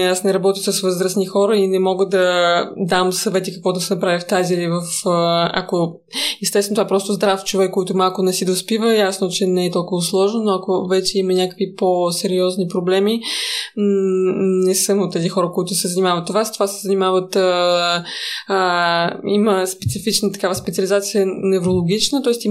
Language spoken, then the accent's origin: Bulgarian; Moscow, Russia; Bulgarian is a second language; Да, аз съм рускини, да, аз съм израснала в Москва.